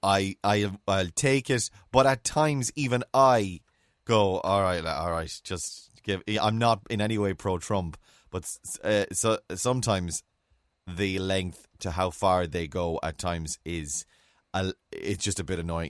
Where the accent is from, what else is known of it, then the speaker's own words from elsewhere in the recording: Mayo, Connacht, Ireland; growing up in Mayo